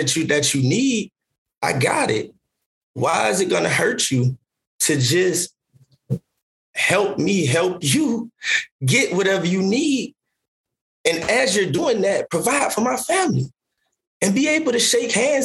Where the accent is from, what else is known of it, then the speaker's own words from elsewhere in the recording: Savannah, Georgia, United States; I'm from Savannah, Georgia.